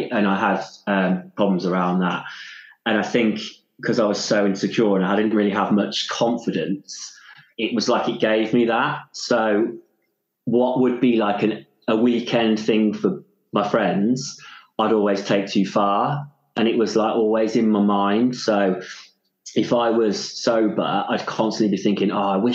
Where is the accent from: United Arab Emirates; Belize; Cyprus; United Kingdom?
United Kingdom; Stratford-upon-Avon, West Midlands; also born or lived in London / Wales; now in Mid Wales, United Kingdom; I grew up in Stratford-upon-Avon, Shakespeare world